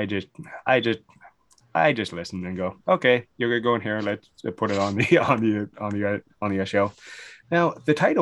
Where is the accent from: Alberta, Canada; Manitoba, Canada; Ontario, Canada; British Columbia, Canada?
Ontario, Canada; London; born or raised there